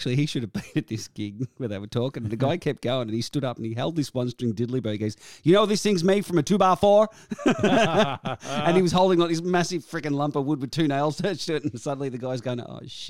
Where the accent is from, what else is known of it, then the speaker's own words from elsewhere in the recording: Australia; the one thing that embarrasses the shit out of me about being Australian